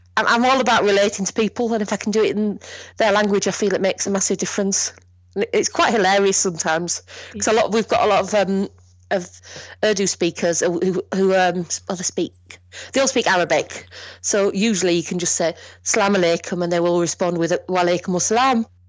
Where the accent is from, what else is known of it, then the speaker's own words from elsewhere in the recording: Bradford, Yorkshire and the Humber, United Kingdom; I'm from Bradford, which is in Yorkshire.